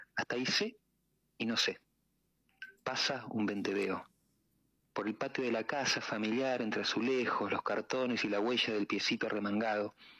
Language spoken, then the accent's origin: Spanish; Tandil, Buenos Aires Province, Argentina; yo de Tandil, y en Tandil ustedes saben que hay un lago, ¿no? Entonces, eh, lago artificial. Entonces, como de muy pibe, siempre iba, nadaba